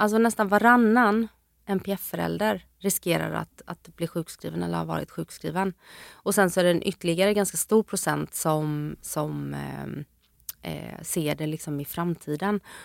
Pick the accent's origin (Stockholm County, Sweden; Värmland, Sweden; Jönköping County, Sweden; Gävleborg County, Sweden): Jönköping County, Sweden; Jönköping; moved away; hemma hos min mamma nere i Jönköping där jag är ifrån